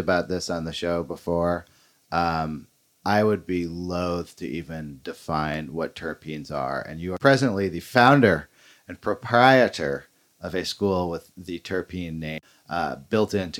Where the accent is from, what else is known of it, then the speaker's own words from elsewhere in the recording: Berkeley, California, United States; moved away; I'm from Berkeley, California